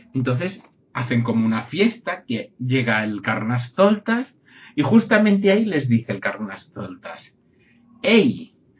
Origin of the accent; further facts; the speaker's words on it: Catalonia, Spain; yo soy catalán